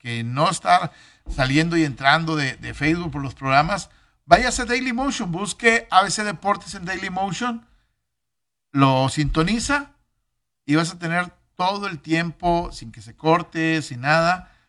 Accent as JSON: {"language": "Spanish", "town": "Monterrey", "region": "Nuevo León", "country": "Mexico", "said": "aquí en Monterrey"}